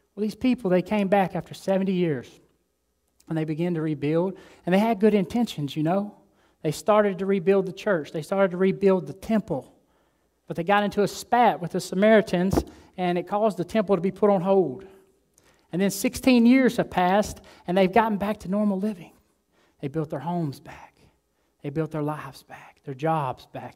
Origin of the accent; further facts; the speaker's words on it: Alabama, United States; moved away as an adult; now in Delray Beach, United States; I'm from Alabama.